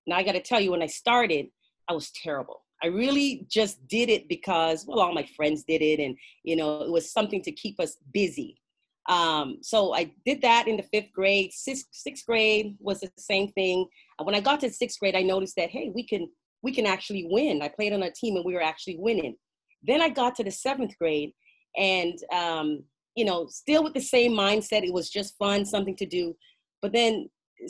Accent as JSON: {"language": "English", "country": "Canada", "tie": "born or raised there", "also_born_or_lived": "Jamaica", "said": "I was born in Jamaica and raised in Canada"}